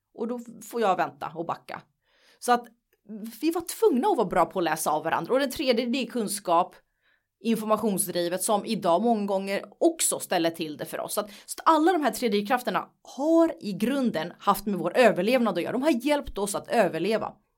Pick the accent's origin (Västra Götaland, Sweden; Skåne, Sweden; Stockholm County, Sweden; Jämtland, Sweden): Stockholm County, Sweden; Nacka; jag är uppvuxen i Nacka i en finsk familj som kom till Sverige för väldigt, väldigt, väldigt länge sedan.